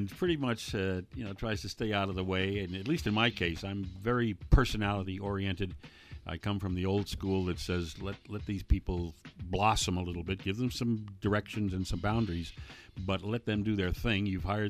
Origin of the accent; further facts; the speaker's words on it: New Canaan, Connecticut, United States; moved away; back in my hometown of New Canaan, Connecticut